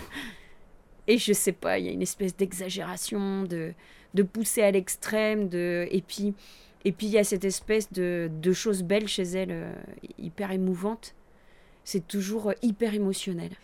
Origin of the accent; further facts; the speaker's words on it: Breil-sur-Roya, Provence-Alpes-Côte d'Azur, France; also born or lived in Nice; j'ai grandi là en fait. Je suis une pure Brayoise avec des parents Brayois